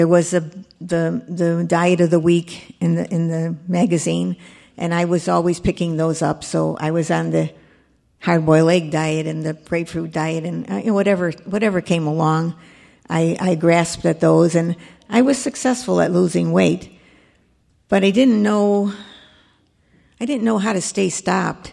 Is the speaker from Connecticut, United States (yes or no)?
no; Chicago, Illinois, United States; now in Burr Ridge, United States; I was born and raised in Chicago, and I actually lived in Chicago for 85 years